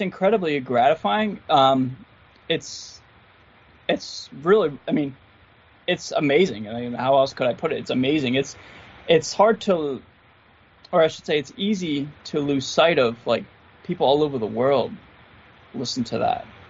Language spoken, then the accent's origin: English; Philadelphia, Pennsylvania, United States; grew up in and around Philly off and on. Like I used to live in a town called Manayunk and and uh, Roxborough